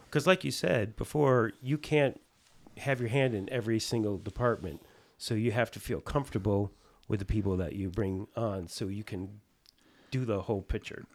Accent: East Coast, United States; I'm from the East Coast.

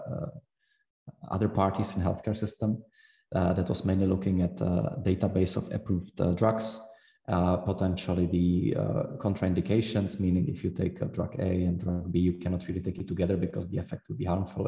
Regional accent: Prague, Czechia; moved away; also born or lived in Zurich; I was from Prague originally

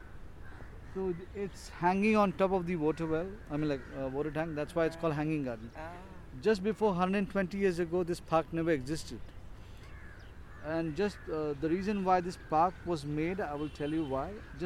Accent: Kerala, India; now in Mumbai, India; I'm from South India, Kerala.

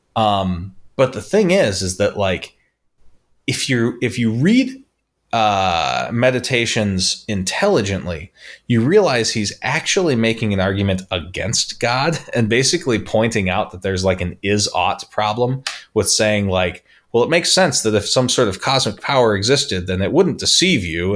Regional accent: St. George, Utah, United States; also born or lived in Las Vegas; I grew up in Pheasant Run in Bloomington, which was one of, like, the highest, um, how would you put it, like, economic neighborhoods in the city

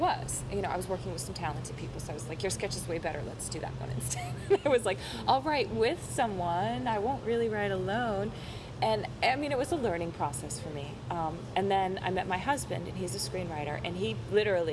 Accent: Ashland, Massachusetts, United States; I'm from a very small town called Ashland. It's middle class, working class families

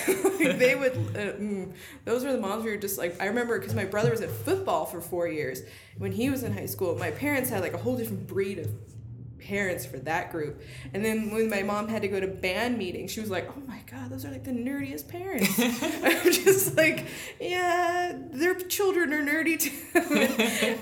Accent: Rancho, California, United States; I feel like an alien out there sometimes, but it's home

